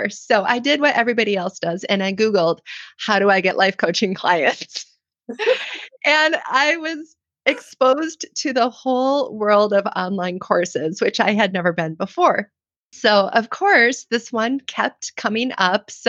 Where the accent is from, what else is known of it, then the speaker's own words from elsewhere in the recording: Midwest, United States; I know I'm a Midwest girl.